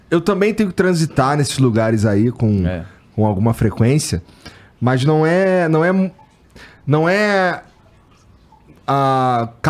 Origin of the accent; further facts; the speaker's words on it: Rio de Janeiro, Brazil; Antes da aula, eu sou carioca. Então, assim, falar, para mim, é muito fácil.